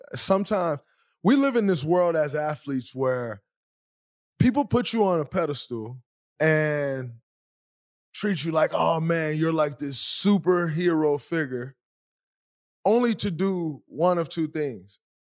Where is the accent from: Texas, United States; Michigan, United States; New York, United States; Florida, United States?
Michigan, United States; Saginaw; I'm from Saginaw, Michigan